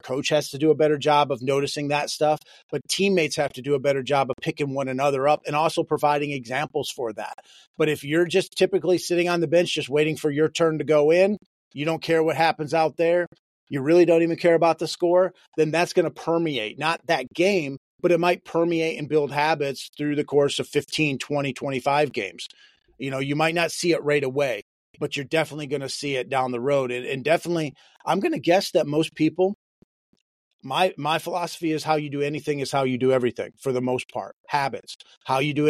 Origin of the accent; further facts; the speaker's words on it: Michigan, United States; moved away; I'm originally from Michigan.